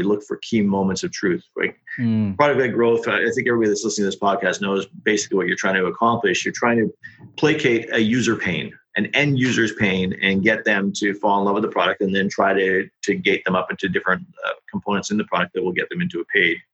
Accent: Australia; accent: Aussie; the Aussie accent

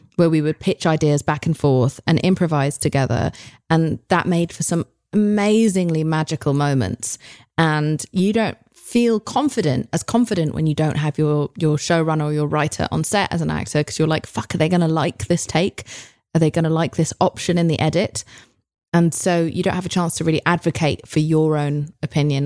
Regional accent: United Kingdom; now in United States; I come from Britain, which is notorious for having six episode series

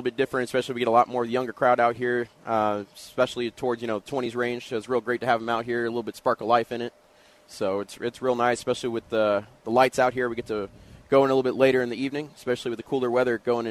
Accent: Houston, Texas, United States; Ooh, I was born and raised here in Houston.

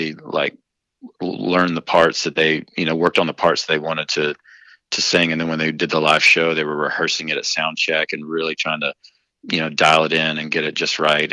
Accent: Western North Carolina, United States; I grew up in Western North Carolina

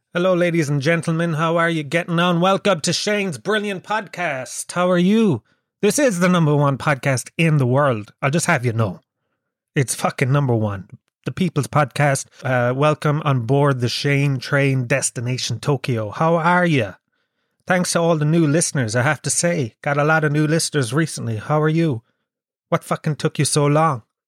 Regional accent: Kerry, Munster, Ireland; now in Dublin, Ireland; I'm from Kerry

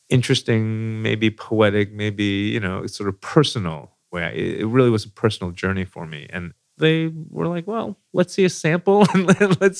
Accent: New York City, New York, United States; moved away as an adult; now in Louisville, United States; So I moved to Louisville, Kentucky. I came from New York City.

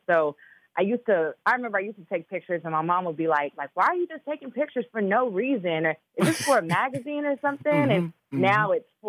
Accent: Chicago, Illinois, United States; also born or lived in Minnesota; And I was born in Minnesota. So I know all about that cold. You know, I'm from Chicago, too.

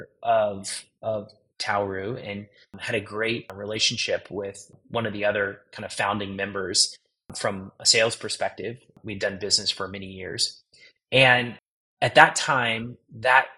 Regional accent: Virginia, United States; now in Austin, United States; I'm from a small town in Virginia on the Chesapeake Bay

